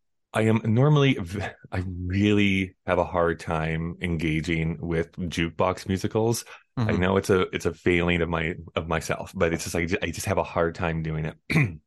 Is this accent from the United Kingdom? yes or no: no; Canada; But I mean, I'm from Canada, so I always have to be like, it's … though.